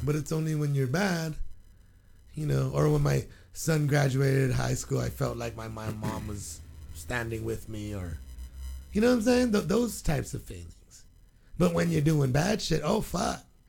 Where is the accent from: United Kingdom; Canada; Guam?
Guam; moved away; And my 10, 11 years growing up on Guam